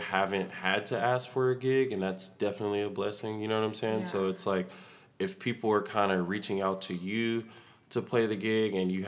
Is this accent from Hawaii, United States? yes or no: no; Austin, Texas, United States; I'm originally from Austin, Texas